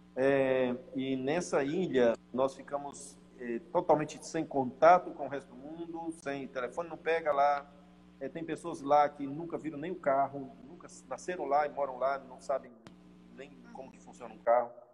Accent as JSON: {"language": "Portuguese", "region": "Tocantins", "country": "Brazil", "moved": "as an adult", "lives_now": "Marcos Paz, Argentina", "said": "Nós somos do Tocantins, somos do Presbitério Norte do Tocantins"}